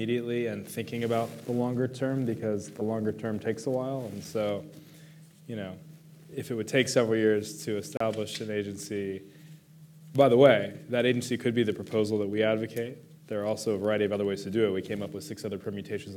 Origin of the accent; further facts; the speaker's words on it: United States; I'm an American